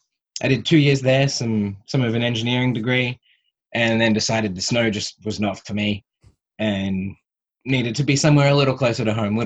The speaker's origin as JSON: {"language": "English", "town": "Melbourne", "region": "Victoria", "country": "Australia", "tie": "born or raised there", "also_born_or_lived": "New York", "moved": "as an adult", "lives_now": "Hawaii, United States", "said": "I'm from Cheltenham myself originally."}